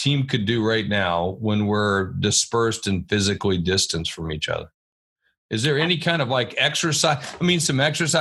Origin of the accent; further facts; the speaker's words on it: West Virginia, United States; I'm from West Virginia.